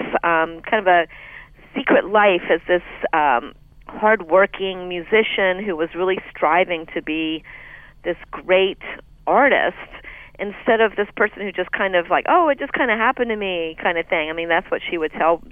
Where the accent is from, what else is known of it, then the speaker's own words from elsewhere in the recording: North Carolina, United States; now in New York City, United States; I moved from North Carolina, where I first discovered her as a kid, to New York City